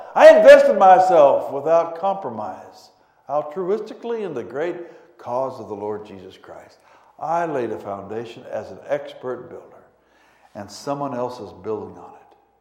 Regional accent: Pueblo, Colorado, United States; also born or lived in Denver, Colorado; But from age 2 through 18, we lived in Pueblo, Colorado, about 110 miles south of Denver

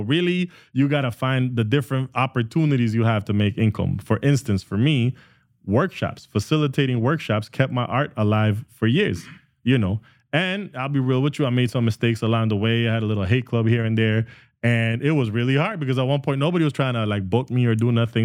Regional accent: Guatemala; now in Canada; I was born and raised in Guatemala, and we had to leave because of the Civil War.

